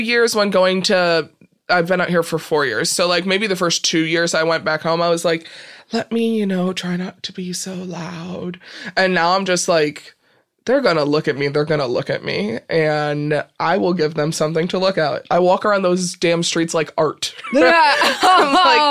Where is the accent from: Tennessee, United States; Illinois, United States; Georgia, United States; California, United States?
Illinois, United States; Peru; Peru, Illinois